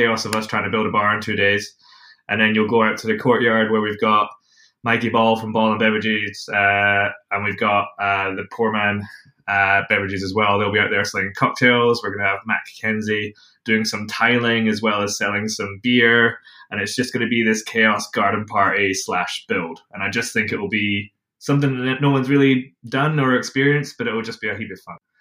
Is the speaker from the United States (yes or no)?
no; Scotland, United Kingdom; now in New Zealand; I'm from Scotland